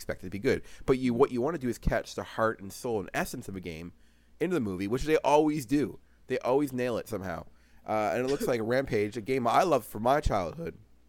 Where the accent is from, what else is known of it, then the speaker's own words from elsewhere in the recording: New Brunswick, Canada; I was living in New Brunswick at the time